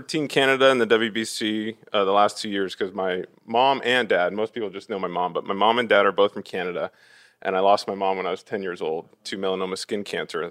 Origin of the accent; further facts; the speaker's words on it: Orange, California, United States; also born or lived in Fountain Valley, California / Villa Park, California; now in Los Angeles, United States; I grew up in Orange, um, which is, you know, about ten minutes from Angel Stadium